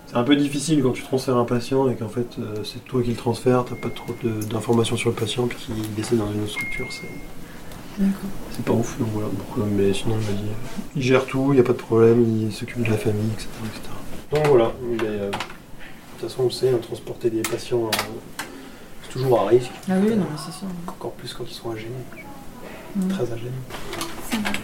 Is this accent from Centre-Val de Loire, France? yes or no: no; Bourgogne-Franche-Comté, France; moved away as an adult; also born or lived in Besançon; now in Saint-Étienne, France; je suis originaire de Franche-Comté